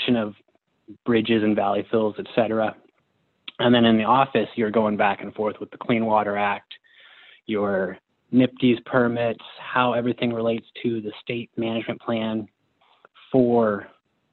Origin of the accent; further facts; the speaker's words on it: Cripple Creek, Colorado, United States; I'm from Cripple Creek, Colorado.